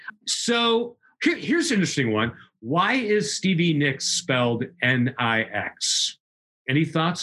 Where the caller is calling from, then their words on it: Portland, Oregon, United States; And I'm joining you from the Pacific Northwest, Portland, Oregon.